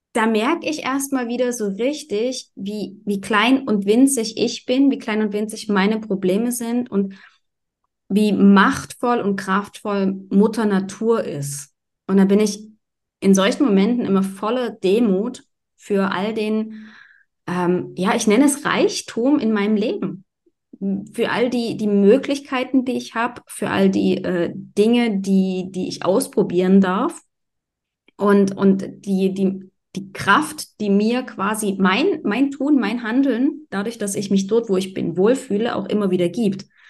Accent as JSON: {"language": "German", "country": "Germany", "tie": "born or raised there", "said": "Ich bin auch am Wasser aufgewachsen. Also ich bin keine, keine zwei Querstraßen weiter, war, äh, habe ich an der Elbe gewohnt quasi."}